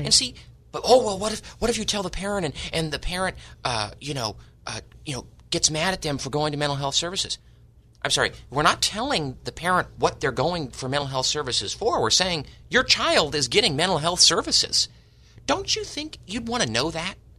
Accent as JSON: {"language": "English", "town": "San Diego", "region": "California", "country": "United States", "tie": "born or raised there", "said": "born and raised in East County, San Diego"}